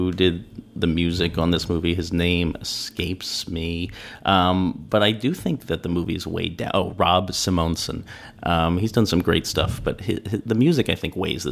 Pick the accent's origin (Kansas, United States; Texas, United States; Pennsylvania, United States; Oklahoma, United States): Pennsylvania, United States; Villanova; I grew up in Pennsylvania on the main line near Villanova